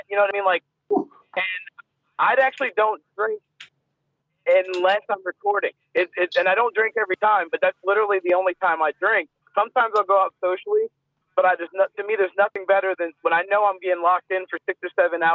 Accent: United States; as an American

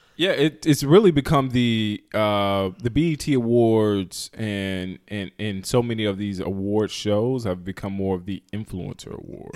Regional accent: North Carolina, United States; we're coming from North Carolina

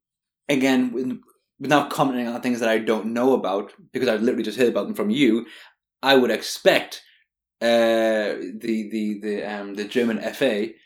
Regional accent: Newcastle or Whitley Bay, North East England, United Kingdom; moved away as an adult; I'm from Newcastle or Whitley Bay, and I support Sunderland. I've just always been a fan of Sunderland. Obviously, for the past 13 years, it's been harder because I've lived abroad.

